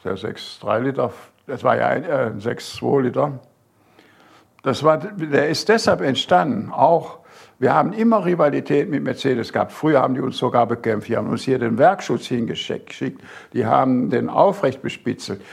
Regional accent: Bergisches Land, North Rhine-Westphalia, Germany; moved away as an adult; also born or lived in Großaspach, Baden-Württemberg; now in Burgstall, Germany; meine Heimat im Bergischen Land

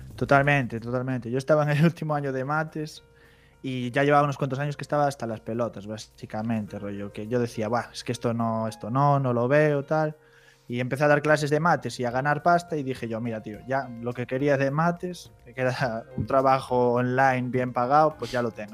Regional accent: Santiago de Compostela, Galicia, Spain; accent: Galician; yo vengo de Santiago

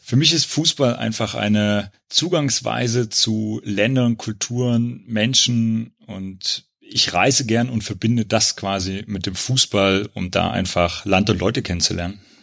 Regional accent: Gera, Thuringia, Germany; Ich bin in Gera geboren und wie der Lars in der letzten Wismut-Folge schon gesagt hat, da bin ich zur WSG Wismut Gera auch gegangen, bin bis zum Abitur in Gera gewesen

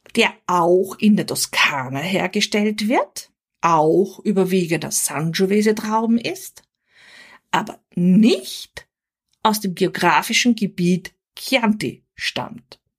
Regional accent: Austria; Als Österreicherin

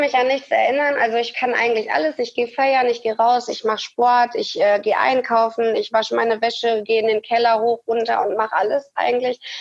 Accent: Hattingen, North Rhine-Westphalia, Germany; ich komme aus Hattingen

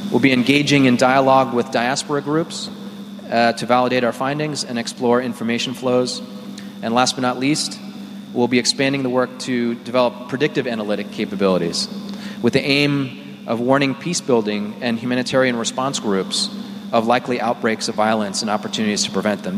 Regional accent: United States; now in Nairobi, Kenya; as an American

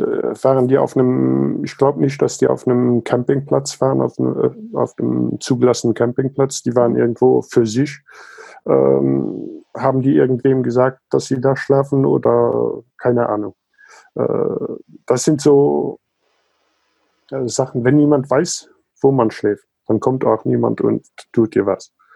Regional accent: Luxembourg; also born or lived in South Africa; Also geboren und aufgewachsen bin ich in Südafrika und Luxemburg.

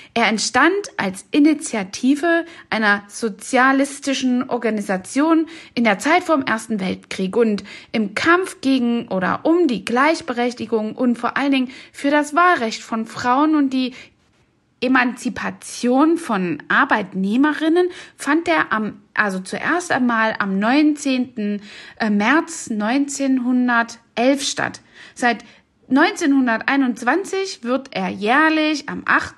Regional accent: East Germany, Germany; ich bin selbst ja in Ostdeutschland aufgewachsen

